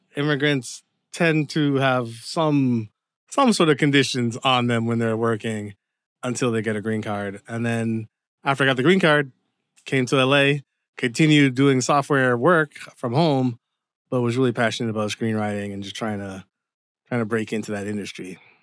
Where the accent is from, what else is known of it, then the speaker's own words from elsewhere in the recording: Windsor, Ontario, Canada; moved away as an adult; also born or lived in Dearborn, Michigan / Seattle, Washington; now in Los Angeles, United States; So I was born in Canada, but my parents are Jamaican. And pretty much Windsor was my home up until around, like, the age of twenty-five.